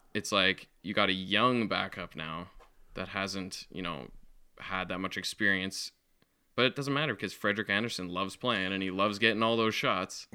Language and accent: English; Western Canada, Canada; we're from the West